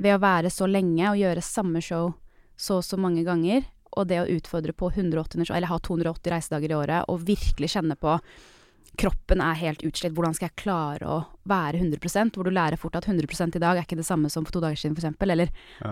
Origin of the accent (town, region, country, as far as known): Norway; moved away